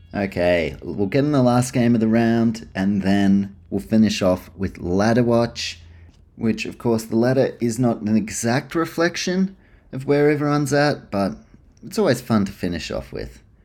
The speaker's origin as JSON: {"language": "English", "country": "New Zealand", "tie": "born or raised there", "said": "I grew up in New Zealand, but dad's from Canberra"}